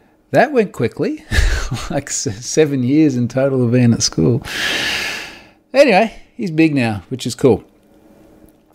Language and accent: English; Australia; I'm an Australian and I'm on the other side of the world